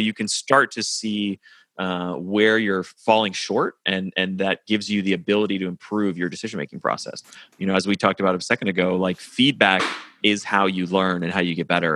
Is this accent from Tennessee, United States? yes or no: yes; Nashville, Tennessee, United States; moved away as an adult; also born or lived in New York; I live in Nashville, Tennessee now, and I'm, I'm from Nashville originally